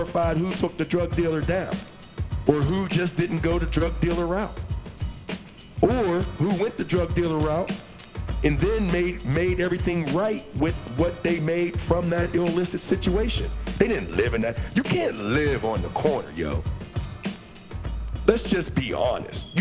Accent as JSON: {"language": "English", "town": "Pittsburgh", "region": "Pennsylvania", "country": "United States", "said": "I'm from Pittsburgh"}